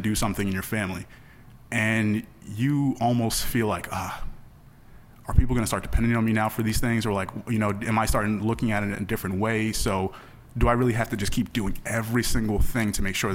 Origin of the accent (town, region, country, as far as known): the Poconos, Pennsylvania, United States; born or raised there